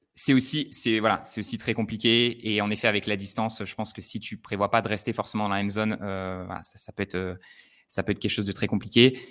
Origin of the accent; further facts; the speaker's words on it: Le Puy-en-Velay, Auvergne-Rhône-Alpes, France; dans ma ville natale du Puy-en-Velay